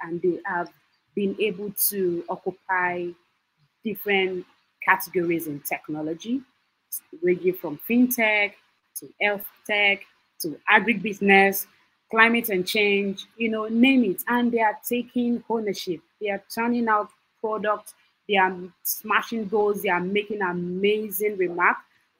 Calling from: Lagos, Nigeria; I'm calling from Lagos, Nigeria.

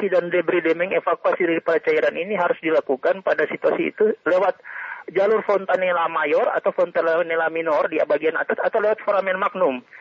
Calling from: Bolaang Mongondow, North Sulawesi, Indonesia; Selamat siang dari Kabupaten Bolamongondo, Sulawesi. Semenanjung, Sulawesi bagian utara, bukan Sulawesi Selatan.

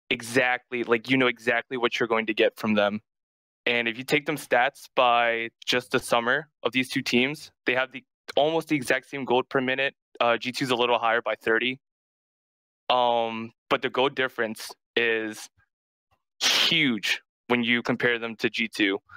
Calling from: Indiana, Pennsylvania, United States; Hey, I'm calling from uh, school. I'm in Indiana, PA right now.

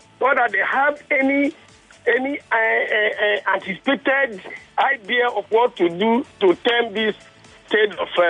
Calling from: Lusada, Ogun State, Nigeria; I'm calling from Lusada, Pastor … from Lusada.

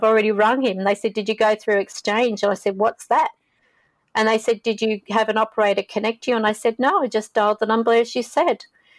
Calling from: Sydney, New South Wales, Australia; I'm calling from Sydney, Australia.

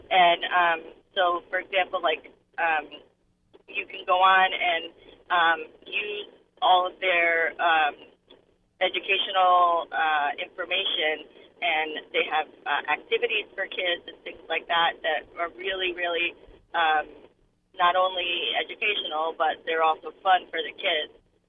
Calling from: Old Lyme, Connecticut, United States; I'm calling from Old Lyme.

